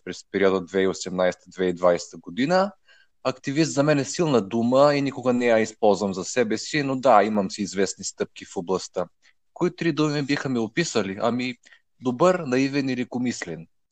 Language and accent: Bulgarian; Kardzhali, Kardzhali Province, Bulgaria; now in Plovdiv, Bulgaria; Към момента живея в Пловдив, родом съм от Кърджали